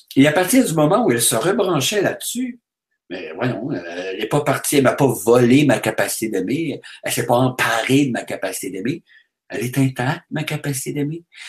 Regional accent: Quebec, Canada; Si je vais en France, on me demande d'où je Avec mon accent, tout ça, bon, on me dit, vous venez du Québec

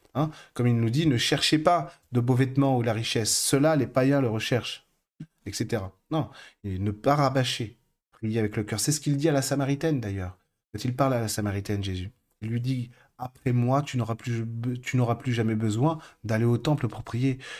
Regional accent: France; je suis français

